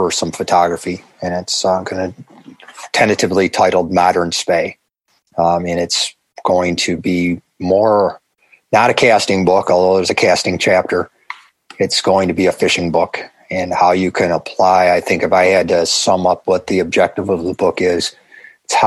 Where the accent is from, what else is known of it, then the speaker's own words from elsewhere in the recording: Buffalo, New York, United States; I'm from Buffalo, wings and pizza